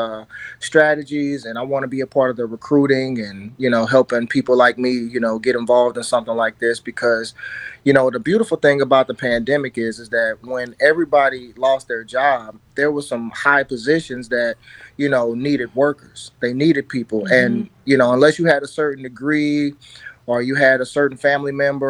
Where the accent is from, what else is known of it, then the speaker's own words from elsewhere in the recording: St. Louis, Missouri, United States; I'm from South City